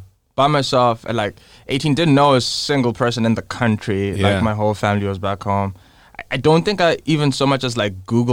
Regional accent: Zimbabwe; moved away as an adult; I've lived, like, I grew up in Zimbabwe and my whole family did. And I think, like, probably lived in Zimbabwe since, like, the 1800s.

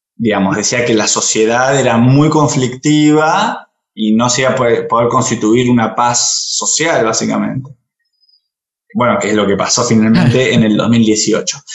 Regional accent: Argentina; como argentinos

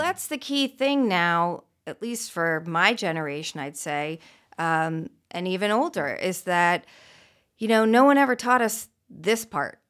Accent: Beverly Hills, California, United States; also born or lived in Santa Barbara; I grew up a few blocks away in Beverly Hills, um, born and raised

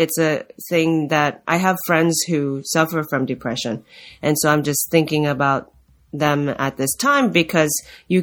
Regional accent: Japan; moved away; I'm from Japan

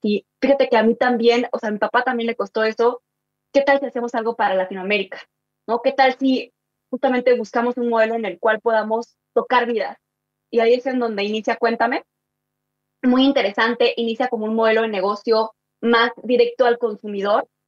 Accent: Mexico City, Mexico; also born or lived in Chihuahua, Mexico; yo vengo del norte del país, de, Chihuahua, ¿no? Y me vine a Ciudad de México porque mis papás se divorciaron

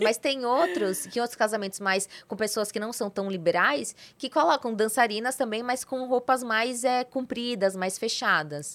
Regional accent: São Paulo, Brazil; moved away as an adult; also born or lived in Santa Catarina; Na verdade eu sou de São Paulo, sou paulista

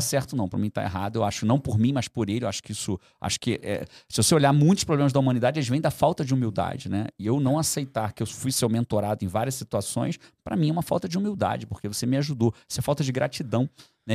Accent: Brazil; Nasci no Brasil, vou continuar fazendo em português

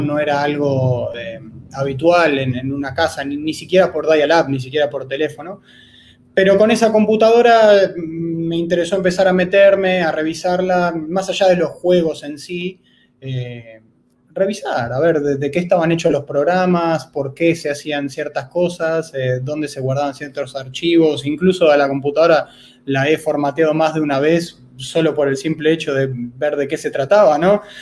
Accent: Buenos Aires, Argentina; soy de Buenos Aires, Argentina

